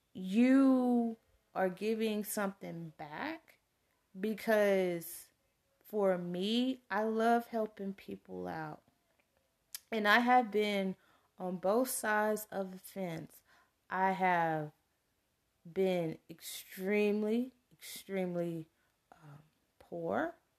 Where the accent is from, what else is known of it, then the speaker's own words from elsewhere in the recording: Texas, United States; come from a very rural small, uh, Texas town